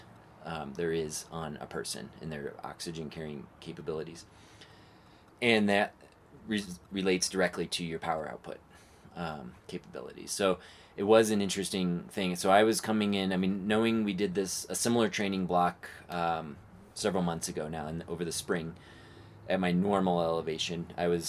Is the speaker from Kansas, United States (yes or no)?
no; Phoenix, Arizona, United States; growing up in the Phoenix area at say 2000 feet elevation outside of Phoenix